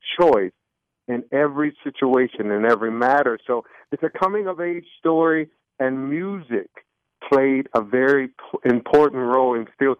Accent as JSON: {"language": "English", "town": "Detroit", "region": "Michigan", "country": "United States", "tie": "born or raised there", "also_born_or_lived": "Charlotte, North Carolina", "moved": "yes", "said": "we were born and raised in Detroit, Michigan, predominantly a black situation, high school and all those things. And then we moved to Charlotte, North Carolina"}